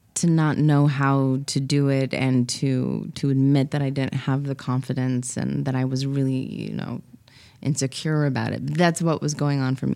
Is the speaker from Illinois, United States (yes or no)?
no; Los Angeles, California, United States; born and raised in Los Angeles.